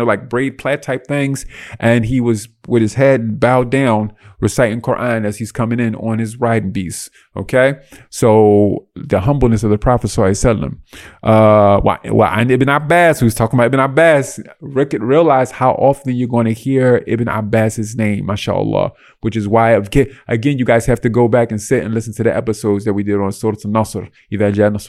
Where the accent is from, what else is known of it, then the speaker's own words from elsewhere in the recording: United States; I'm raised American